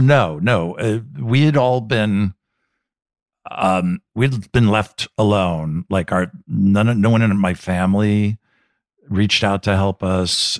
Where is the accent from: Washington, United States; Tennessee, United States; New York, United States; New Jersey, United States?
New Jersey, United States; moved away; I grew up in New Jersey